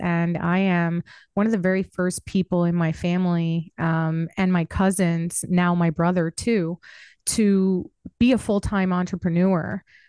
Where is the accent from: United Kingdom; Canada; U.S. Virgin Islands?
U.S. Virgin Islands; St. Croix; And so we grew up on different islands. Cool. Yeah, we're from St. Croix.